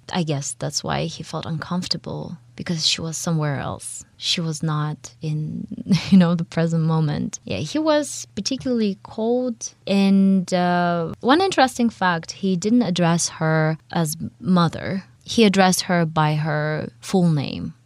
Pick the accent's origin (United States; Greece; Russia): Russia; accent: Russian; English is a second language; my Russian accent